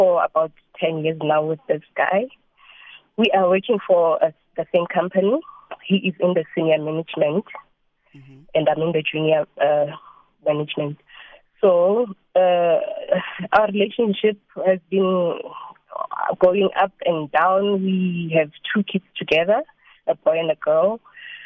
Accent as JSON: {"language": "English", "region": "Free State", "country": "South Africa", "moved": "as an adult", "lives_now": "Gauteng, South Africa", "said": "I'm not from where we're staying. Yeah. I'm coming from the Free State. My home is in Free State, but currently working here in Gauteng"}